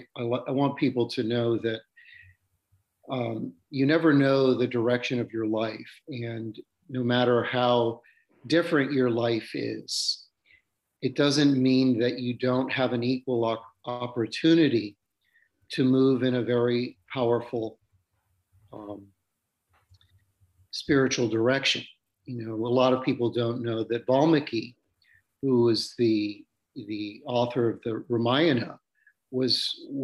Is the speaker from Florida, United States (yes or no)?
yes; South Florida, United States; moved away as an adult; now in California, United States; I moved from South Florida, where I grew up